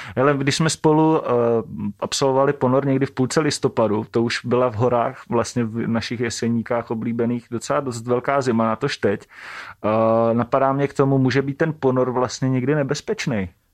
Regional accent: Šumperk, Olomouc Region, Czechia; všichni tři pocházíme ze stejného města, ze Šumperka

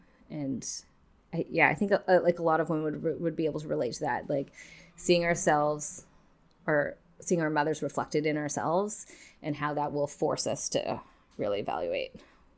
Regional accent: Kelowna, British Columbia, Canada; So I grew up in Kelowna in the Okanagan, which is a wine region. And so it's definitely part of like our lifestyle and culture kind of thing.

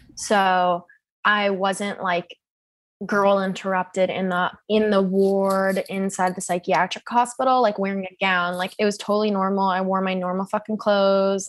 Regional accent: Seattle, Washington, United States; moved away as an adult; now in New York, United States; I'm actually originally from Seattle, Washington

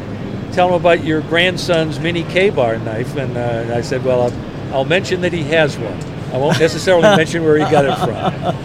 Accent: Roxbury, Massachusetts, United States; also born or lived in Braintree; Well, I was born in Boston, raised in Roxbury and Braintree. And the reason that I don't have a Boston accent is because when I went to boot camp

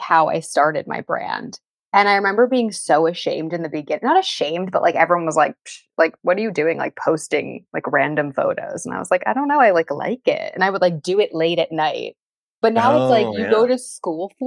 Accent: Philadelphia, Pennsylvania, United States; moved away as an adult; now in Los Angeles, United States; I'm actually from Philadelphia originally.

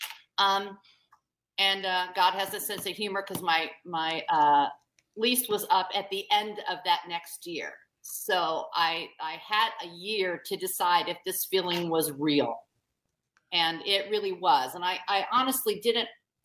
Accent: Indianapolis, Indiana, United States; I'm from Indianapolis, Indiana, which is far from the hub of the dance world

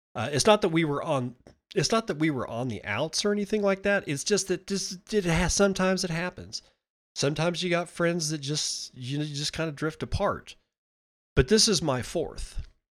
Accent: United States; even as an American, as a United States citizen

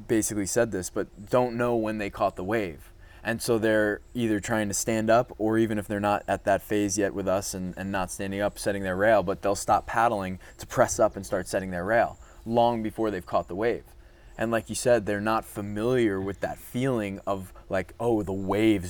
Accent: Long Island, New York, United States; I grew up on Long Island

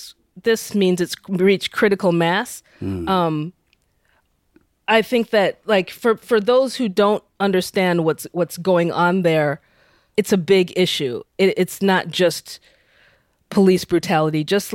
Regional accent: United States; me being Nigerian American, so I'm like, I'm an outsider. I know that. I'm an outsider insider.

